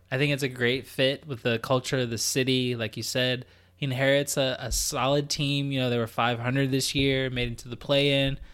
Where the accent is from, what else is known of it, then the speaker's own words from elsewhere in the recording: United States; now in Canada; as an American